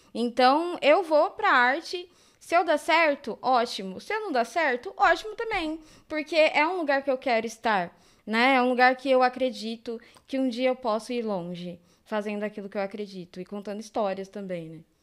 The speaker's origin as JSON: {"language": "Portuguese", "region": "São Paulo", "country": "Brazil", "tie": "born or raised there", "said": "E eu, desde sempre, eu morei aqui. Eu nasci aqui, né, no Campo Limpo."}